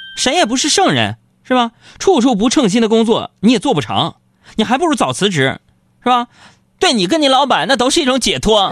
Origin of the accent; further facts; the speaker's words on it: Northeast China, China; 我是个东北人